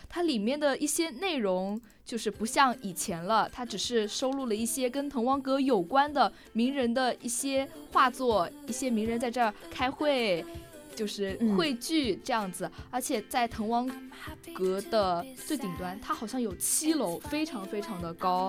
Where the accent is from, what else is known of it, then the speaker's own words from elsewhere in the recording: Wenzhou, Zhejiang, China; 我跟我室友都来自浙江温州